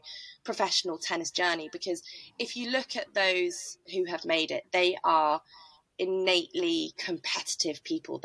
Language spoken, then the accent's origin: English; Norfolk, East of England, United Kingdom; I'm from Norfolk